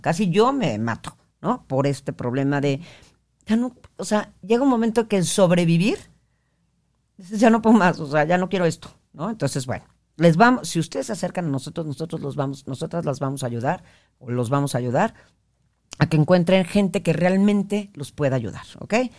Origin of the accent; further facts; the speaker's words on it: northern Mexico, Mexico; yo soy como, como norteña y hablo con mis palabrotas